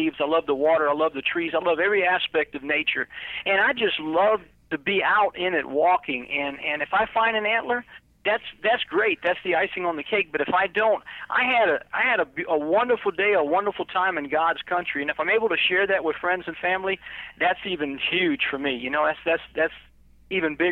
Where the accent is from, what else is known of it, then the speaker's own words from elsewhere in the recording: Florida, United States; moved away; I'm originally from Florida